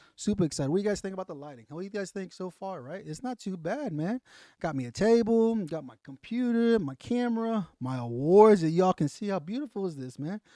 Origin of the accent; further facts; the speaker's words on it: the South, United States; I'm from the South.